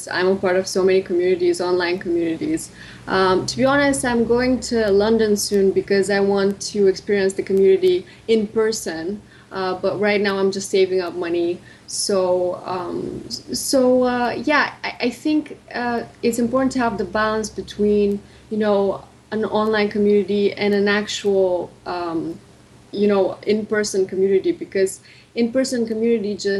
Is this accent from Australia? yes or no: no; Bulgaria; moved away as an adult; also born or lived in Rome / England / United States; Right now I'm in Bulgaria. I was born and raised here.